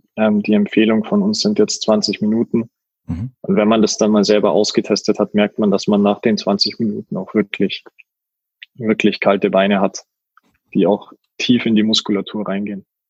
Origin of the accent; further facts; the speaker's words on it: near Garmisch-Partenkirchen, Bavaria, Germany; moved away as an adult; also born or lived in Munich; now in Mannheim, Germany; gebürtig aus Bayern, äh, Nähe Garmisch-Partenkirchen und dann jetzt die letzten Jahre wohnhaft in München gewesen